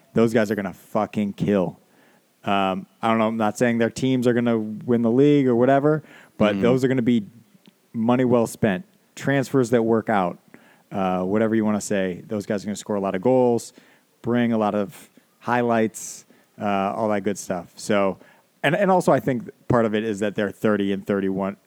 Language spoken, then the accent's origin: English; United States; as an American